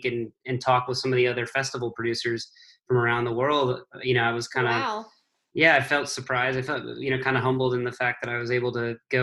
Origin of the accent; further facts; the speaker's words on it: New Braunfels, Texas, United States; moved away as an adult; also born or lived in New York; I grew up in New Braunfels, which is where like Green Hall is and some of those places